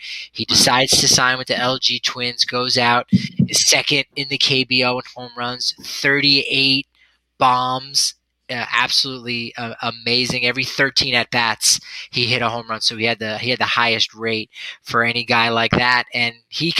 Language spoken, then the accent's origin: English; New Jersey, United States; now in Colorado, United States; growing up in New Jersey